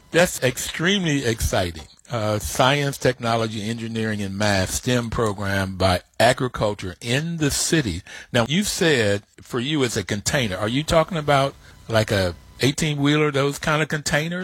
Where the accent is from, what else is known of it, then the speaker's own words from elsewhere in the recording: Bluefield, United States; when I grew up in Bluefield, we were poor